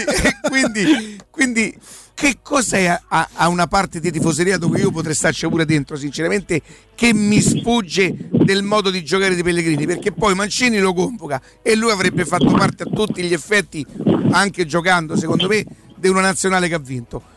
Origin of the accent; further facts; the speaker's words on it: Rome, Lazio, Italy; sono di Roma